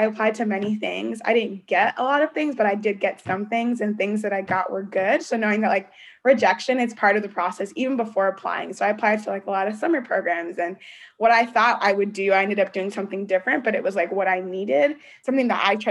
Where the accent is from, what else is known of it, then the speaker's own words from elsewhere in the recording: Columbus, Ohio, United States; moved away as an adult; also born or lived in New Haven, Connecticut; me and all my siblings were born here in Columbus, Ohio. That's my hometown.